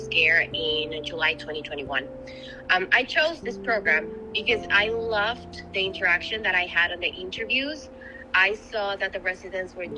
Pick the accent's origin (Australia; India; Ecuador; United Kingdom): Ecuador; moved away as an adult; now in United States; I am originally from Ecuador. I am an IMG. I, of course, did my med school there